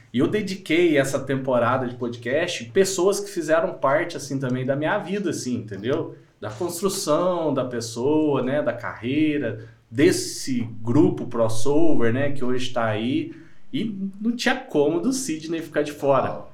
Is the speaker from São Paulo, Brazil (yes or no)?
no; Minas Gerais, Brazil; accent: mineirês; de tão mineirês que é aqui